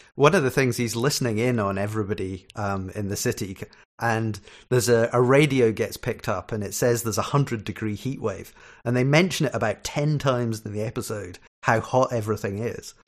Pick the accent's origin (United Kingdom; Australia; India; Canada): United Kingdom; Scotland; also born or lived in Ireland; I'm Scottish